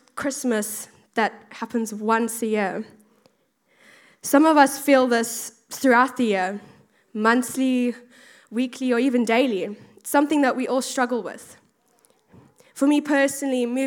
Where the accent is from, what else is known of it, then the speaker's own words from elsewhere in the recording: South Africa; moved away as an adult; now in United Kingdom; I'm originally from South Africa, if you can really tell from my accent